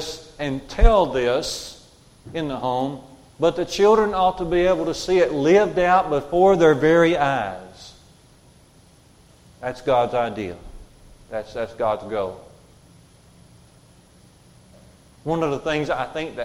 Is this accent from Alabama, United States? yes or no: yes; Jasper, Alabama, United States; We grew up on Highway 5, going out of Jasper, headed toward Russellville